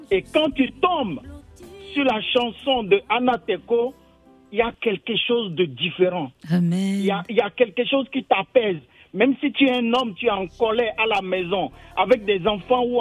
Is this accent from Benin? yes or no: yes; Porto-Novo, Ouémé, Benin